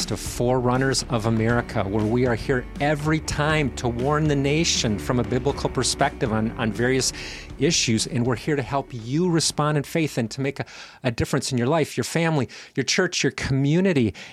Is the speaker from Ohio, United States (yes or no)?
yes; Columbus, Ohio, United States; born or raised there; moved away as an adult; also born or lived in northern Indiana